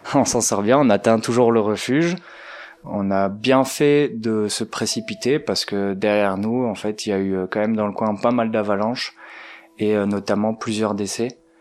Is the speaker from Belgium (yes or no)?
yes; Belgium; moved away as an adult; now in Marseille, France; je suis belge